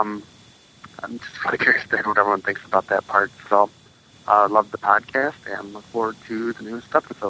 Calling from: Michigan, United States; I'm calling from Michigan.

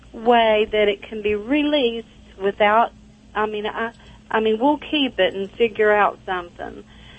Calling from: Charleston, West Virginia, United States; I'm from West Virginia.

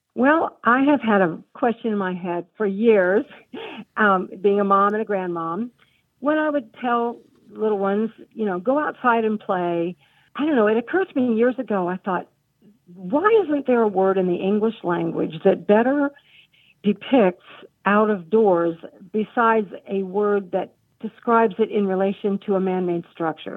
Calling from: Jacksonville, North Carolina, United States; I'm calling from Jacksonville, North Carolina

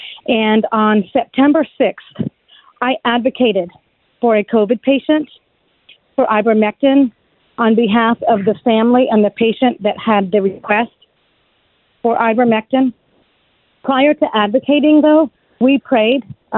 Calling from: Florida, United States; I am calling from Brevard County, Florida.

